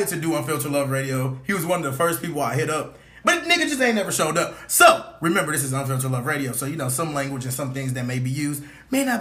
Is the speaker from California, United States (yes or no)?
yes; California, United States; now in Virginia, United States; I'm from California